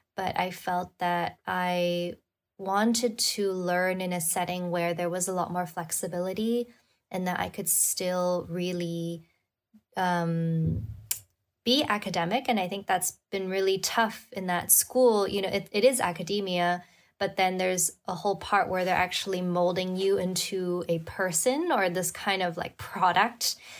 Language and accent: English; Hong Kong; moved away as an adult; also born or lived in New York / Madrid / London; I was born and raised in Hong Kong, and then I lived in New York and even Madrid and London before coming back.